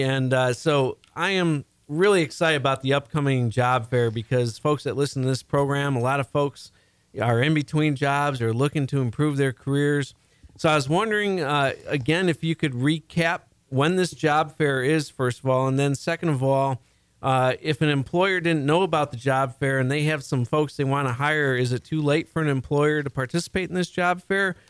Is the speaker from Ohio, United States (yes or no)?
no; Chicago, Illinois, United States; now in Houston, United States; I'm originally from the Chicago area, and I absolutely love being down here in Houston